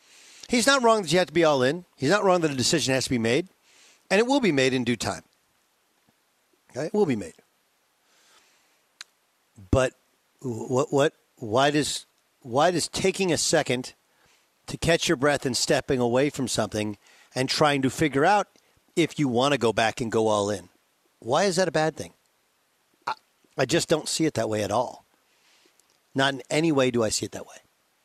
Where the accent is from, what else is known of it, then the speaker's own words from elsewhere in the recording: Milwaukee, Wisconsin, United States; born there; I like Milwaukee. I was born in Milwaukee. My dad used to coach in Milwaukee.